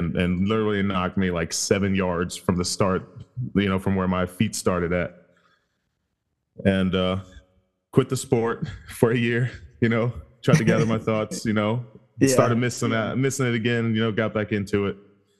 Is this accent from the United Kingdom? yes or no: no; Germany; now in United States; I'm actually originally from Germany and moved here probably like 15 years ago or so, and pretty much moved around a lot.